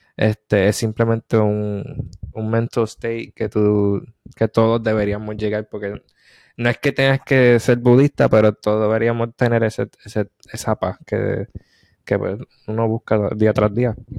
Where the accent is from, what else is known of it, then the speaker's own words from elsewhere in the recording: Puerto Rico; moved away; also born or lived in South Korea; soy boricua.